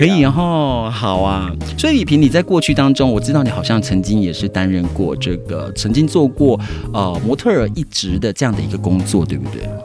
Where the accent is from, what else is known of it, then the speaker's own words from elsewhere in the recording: Jianshi, Hsinchu County, Taiwan; 我的老家哦，尖石乡